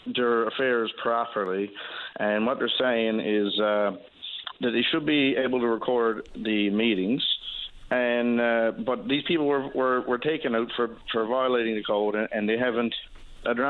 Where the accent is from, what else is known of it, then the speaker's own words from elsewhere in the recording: Long Harbour, Newfoundland and Labrador, Canada; moved away; I'm from Long Harbour. I'm no longer a resident of Long Harbour